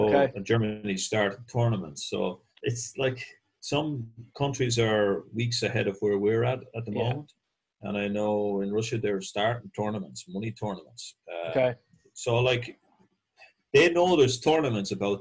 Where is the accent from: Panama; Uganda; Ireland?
Ireland; Mullingar, Westmeath; moved away; I was from Mullingar originally